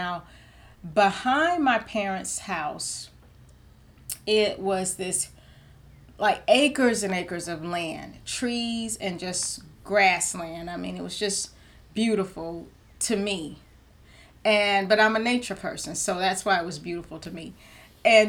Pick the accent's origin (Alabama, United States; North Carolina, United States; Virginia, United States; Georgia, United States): Georgia, United States; I'm a Georgia peach